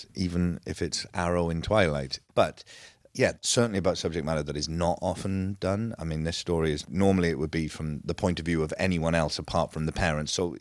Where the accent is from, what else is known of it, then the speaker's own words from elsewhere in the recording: Wales, United Kingdom; coming from Wales